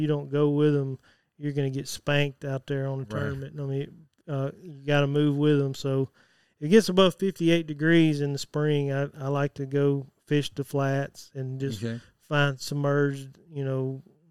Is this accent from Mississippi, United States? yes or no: yes; Jackson, Mississippi, United States; I was born in Jackson